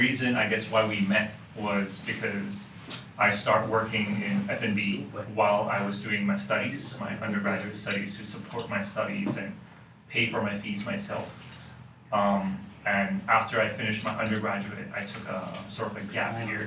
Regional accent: Hong Kong; I was actually born and raised in Hong Kong. So I've literally been here my whole life, actually

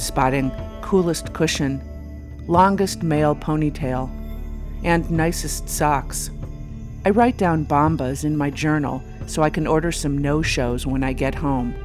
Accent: Ohio, United States; moved away; my son and I took a trip to my home state of Ohio

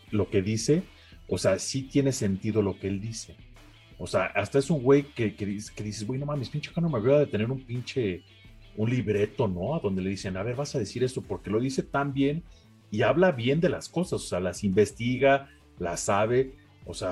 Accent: Mexico; Pero bueno, este, yo soy mexicano

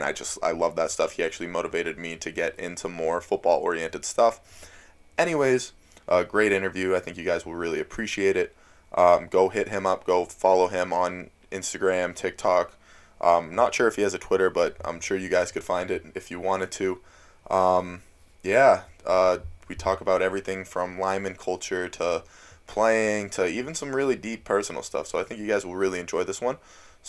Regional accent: Florida, United States; now in Manchester, United States; I go to school in New Hampshire. {S1} Yeah. {S0} I'm from Florida.

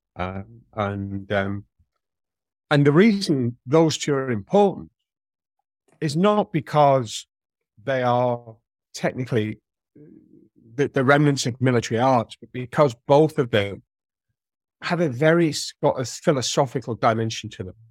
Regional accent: St Helens, North West England, United Kingdom; accent: Merseyside; moved away; I grew up in Saint Helens, uh, which is in Merseyside, it was Lancashire when I was born

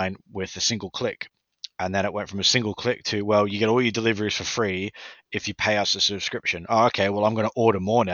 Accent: Australia; moved away as an adult; now in United Kingdom; I'm from Australia.

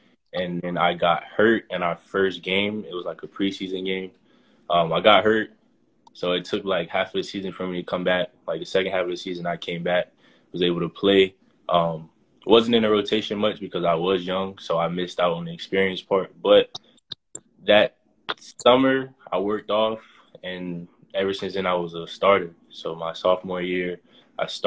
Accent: Boynton Beach, Florida, United States; moved away as an adult; now in Rhode Island, United States; I'm from Boynton Beach, Florida. South Florida mainly

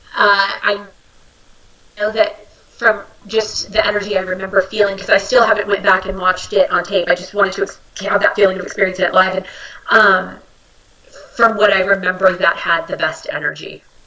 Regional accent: Bay Area, California, United States; moved away; I'm from the Bay Area.

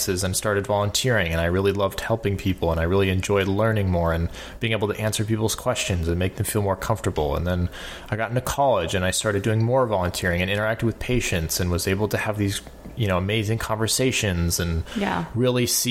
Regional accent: South Florida, United States; moved away as an adult; now in New York, United States; I'm from South Florida, born and raised

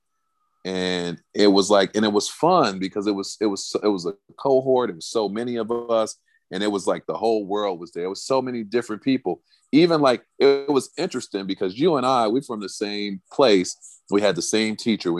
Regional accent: Chicago, Illinois, United States; moved away; I'm from Chicago

